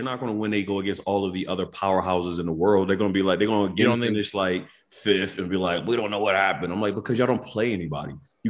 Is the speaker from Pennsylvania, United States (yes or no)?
yes; Philadelphia, Pennsylvania, United States; We're from Philly